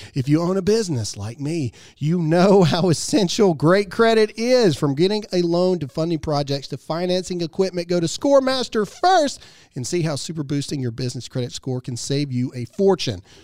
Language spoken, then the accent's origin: English; Mississippi, United States; I'm an idiot from Mississippi